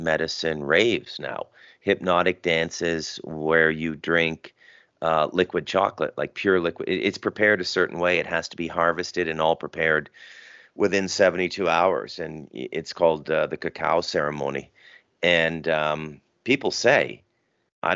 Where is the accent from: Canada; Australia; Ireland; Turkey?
Canada; now in Costa Rica; being a Canadian